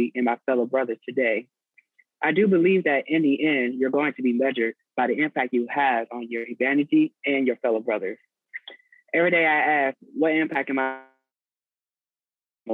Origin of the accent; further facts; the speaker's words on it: Richmond, Virginia, United States; moved away; I'm from Richmond, Virginia, originally, and I'm a junior in college